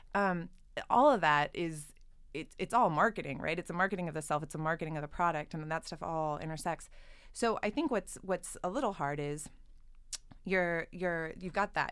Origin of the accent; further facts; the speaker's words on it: Southern California, United States; I grew up in Southern California.